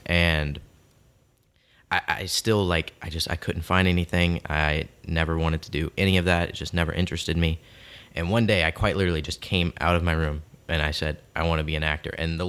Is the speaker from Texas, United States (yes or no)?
no; Houma, Louisiana, United States; I was born in Houma, Louisiana. I'm sure you two know where that is. Mm-hmm. But to the people listening, that's probably about an hour south of New Orleans, around that area. Very small town. And I grew up there.